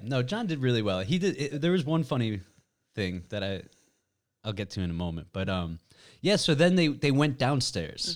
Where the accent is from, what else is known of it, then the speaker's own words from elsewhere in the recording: United States; moved away; I'm from the States.